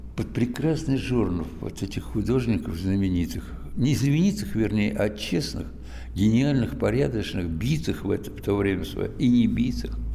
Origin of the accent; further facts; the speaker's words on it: Moscow, Russia; я родился в Москве, всю жизнь, кстати говоря, провел войну э, отечественную в Москве